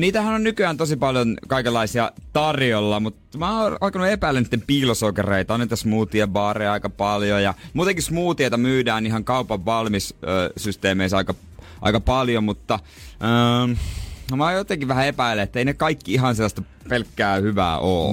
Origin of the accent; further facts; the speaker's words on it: Seinäjoki, South Ostrobothnia, Finland; now in Helsinki, Finland; Mä oon Seinäjoelta.